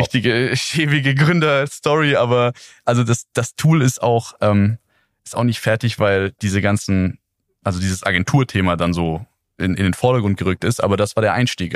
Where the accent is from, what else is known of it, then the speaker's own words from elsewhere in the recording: Neuweiler? near Calw, Northern Black Forest, Baden-Württemberg, Germany; moved away; also born or lived in Heidelberg; ich komme aus Neislach, so heißt das kleine Dörflein, in dem ich aufgewachsen bin, ähm, in der Nähe von Kalf im Nordschwarzwald